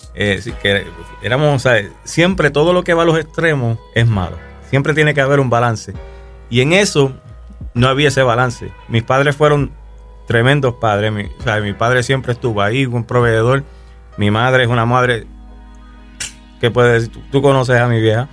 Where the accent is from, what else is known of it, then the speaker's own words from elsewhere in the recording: Canóvanas, Puerto Rico; un chamaco eh, nacido y criado en Puerto Rico. Soy de Canómanas, Puerto Rico